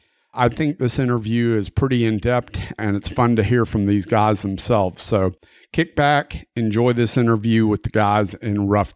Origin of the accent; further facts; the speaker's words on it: Southern United States, United States; born there; I was born in the South and you sound Southern as hell.